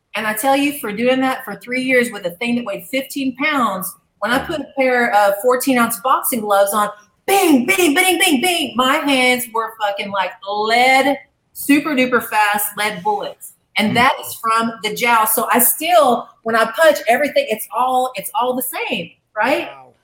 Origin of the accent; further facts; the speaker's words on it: Arkansas, United States; moved away as an adult; also born or lived in Dallas, Texas; I'm from Arkansas originally, and mm-hmm. so I grew up raising horses